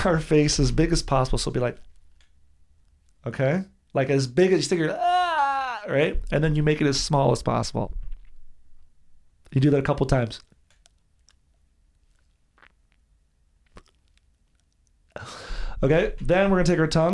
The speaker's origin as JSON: {"language": "English", "region": "New Jersey", "country": "United States", "said": "I'm from New Jersey"}